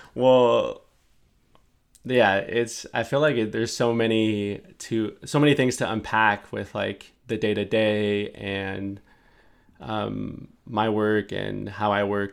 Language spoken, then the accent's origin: English; San Francisco, California, United States; me growing up in San Francisco